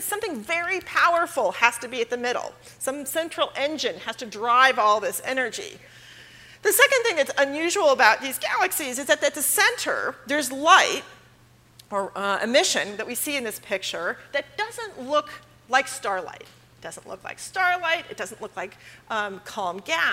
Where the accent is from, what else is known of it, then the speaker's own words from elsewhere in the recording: Los Angeles, California, United States; I'm from Los Angeles.